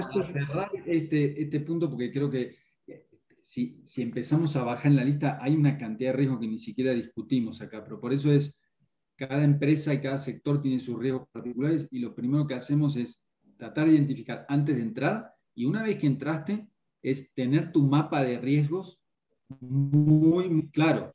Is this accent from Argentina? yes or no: yes; Argentina; now in Mexico; Yo hablo así, nací en Argentina, pero hace 20 años que vivo acá, me, considero local